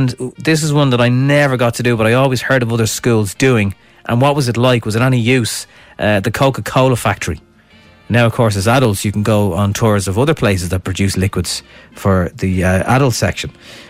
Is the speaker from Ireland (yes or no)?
yes; Dublin, Leinster, Ireland; born or raised there